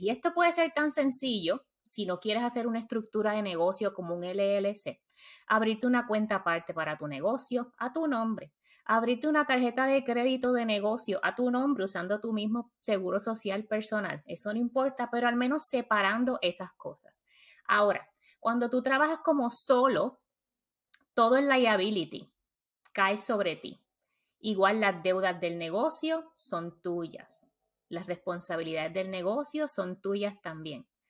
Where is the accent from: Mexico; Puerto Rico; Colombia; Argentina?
Puerto Rico; moved away as an adult; now in United States; Nací y crecí en Puerto Rico